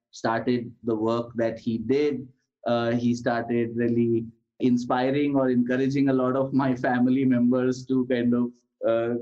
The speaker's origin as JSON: {"language": "English", "town": "Ahmedabad", "region": "Gujarat", "country": "India", "tie": "born or raised there", "said": "So I grew up in Ahmedabad in the 1980s"}